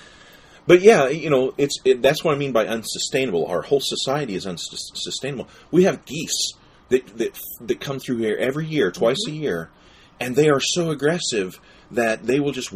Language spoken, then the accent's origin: English; Appalachia, United States; we're from Appalachia